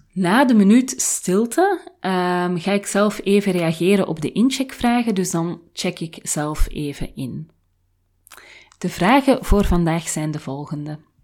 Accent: Flanders, Belgium; moved away as an adult; now in Haarlem, Netherlands; in een land waar ik niet geboren ben, want ik ben Vlaams. En de grenzen met mijn thuisland zijn zo goed als dicht

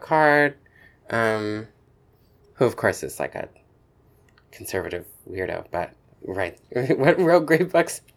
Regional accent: Asheville, North Carolina, United States; also born or lived in Chapel Hill, North Carolina; then we moved to Asheville, North Carolina, um, in the mountains. And, um, and I was there for all of, uh, for all of primary school.

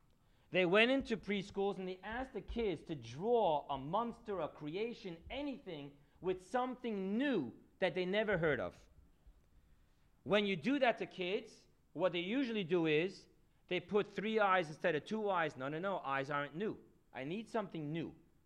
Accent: United States; as an American boy

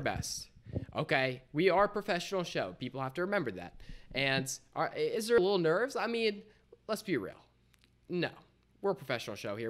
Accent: Delaware, United States; we're Delaware, we're from Delaware

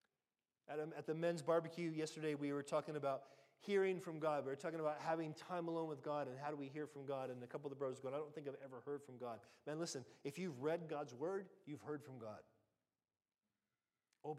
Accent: United States; now in United Kingdom

